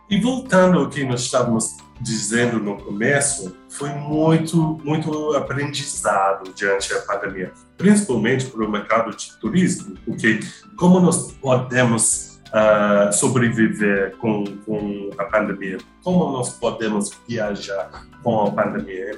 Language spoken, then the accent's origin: Portuguese; England, United Kingdom; Portuguese is a second language; moved away; Eu sou inglês, britânico